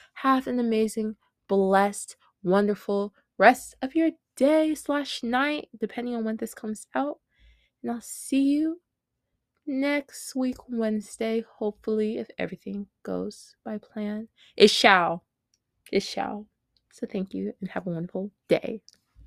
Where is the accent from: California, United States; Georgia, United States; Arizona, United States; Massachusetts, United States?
Georgia, United States; Smyrna; I was born and raised in Smyrna, Georgia